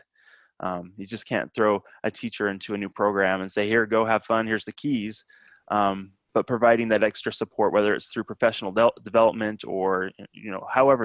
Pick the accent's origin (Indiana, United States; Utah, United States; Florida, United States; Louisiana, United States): Utah, United States; moved away; So I'm from Utah originally.